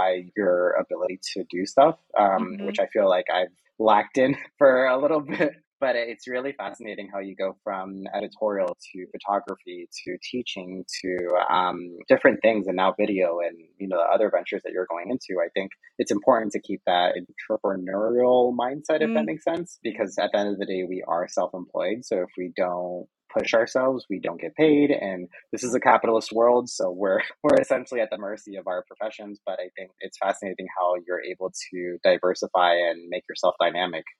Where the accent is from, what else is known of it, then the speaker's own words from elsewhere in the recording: Arecibo, Puerto Rico; moved away as an adult; now in Spain; I was from Arecibo, Puerto Rico, I got to a place where now I'm proud of being from there.